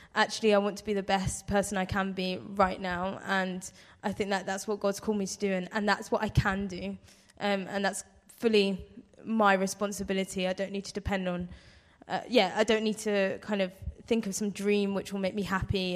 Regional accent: London, United Kingdom; moved away as an adult; now in Blackpool, United Kingdom; I'm from London

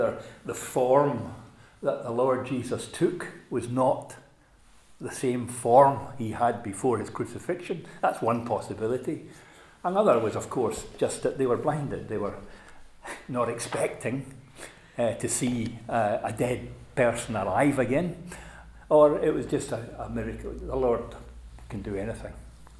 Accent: Scotland, United Kingdom; as a boy growing up, my father was an evangelist and he used, for a period of time, used to drive what was known as the Scottish gospel van, and it used to be parked in our driveway

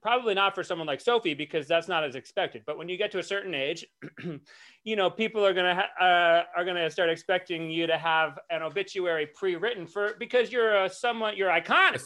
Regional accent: Rhode Island, United States; my home state, Rhode Island

